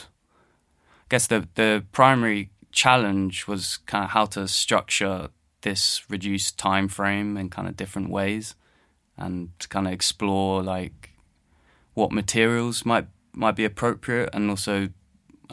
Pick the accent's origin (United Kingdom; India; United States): United Kingdom; London; I was born and based in London. I grew up in London